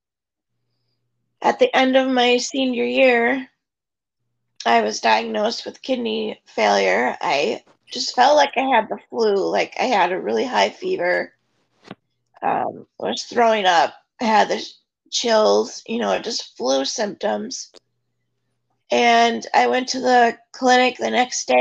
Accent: Oshkosh, Wisconsin, United States; I'm from Oshkosh, Wisconsin, born and raised. I still live here.

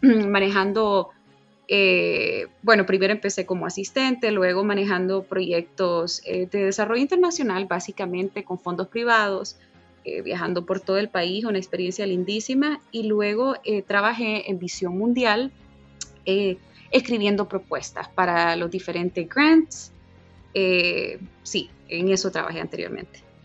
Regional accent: Honduras; moved away; yo grito a todos los vientos que soy de Honduras

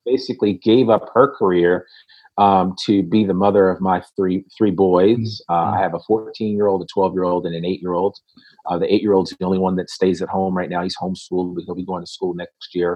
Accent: Richmond, Virginia, United States; I was born in Richmond, Virginia

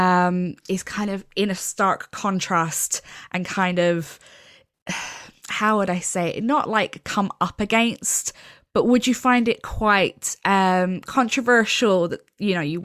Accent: Ireland; I'm from Ireland, and obviously Ireland's still a very Catholic country

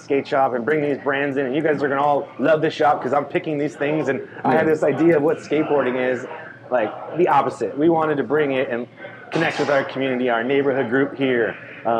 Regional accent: San Diego, California, United States; moved away as an adult; also born or lived in Bay Area; now in Long Beach, United States; I grew up in North County, San Diego, with a rich scene there.

